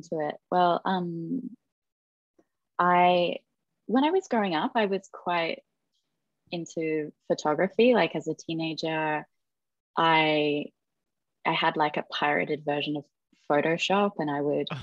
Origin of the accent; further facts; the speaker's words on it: Darwin, Northern Territory, Australia; moved away as an adult; now in Melbourne, Australia; So I graduated high school. I moved from Darwin to Melbourne.